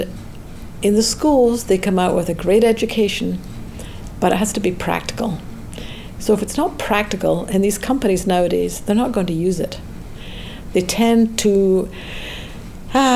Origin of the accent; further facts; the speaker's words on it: Scotland, United Kingdom; moved away as an adult; also born or lived in Edinburgh, Scotland; now in United States; I grew up in Scotland